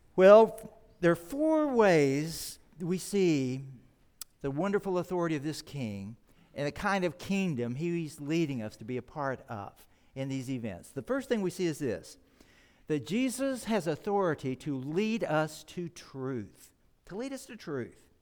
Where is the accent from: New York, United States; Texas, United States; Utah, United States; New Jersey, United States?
Texas, United States; moved away; I grew up in Texas